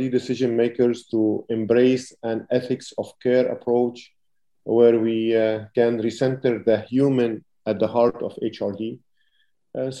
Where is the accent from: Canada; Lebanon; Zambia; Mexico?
Lebanon; moved away as an adult; I'm originally from Lebanon